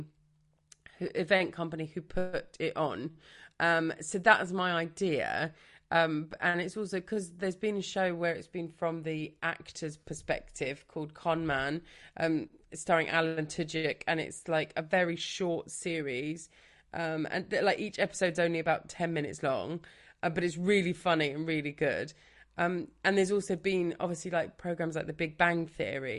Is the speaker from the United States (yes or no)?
no; Brighton, South East England, United Kingdom; I'm from Brighton, so I grew up here